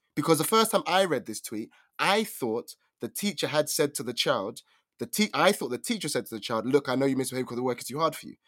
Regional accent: United Kingdom; accent: British; actual British accent

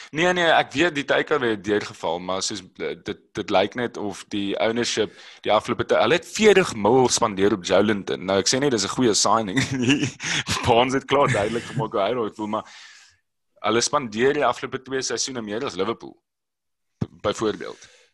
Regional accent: Robertson, Western Cape, South Africa; ek het groot geword in Robertson

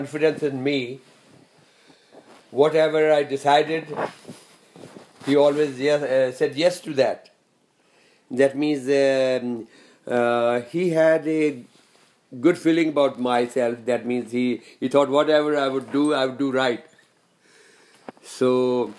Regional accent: Amritsar, Punjab, India; also born or lived in Sialkot, Pakistan; For so many years, we had to get settled at one place in Amritsar

